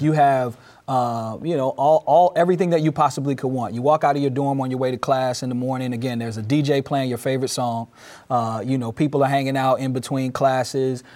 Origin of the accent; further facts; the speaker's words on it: Durham, North Carolina, United States; moved away as an adult; now in Peoria, United States; I moved back to my hometown of North Carolina in twenty twelve in Durham